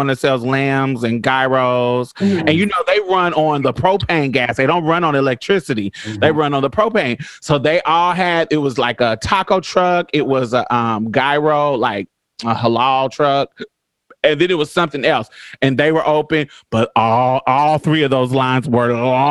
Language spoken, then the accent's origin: English; Indianapolis, Indiana, United States; also born or lived in Boston, Massachusetts / Chicago, Illinois; now in Houston, United States; I'm from Indianapolis, Indiana. I grew up there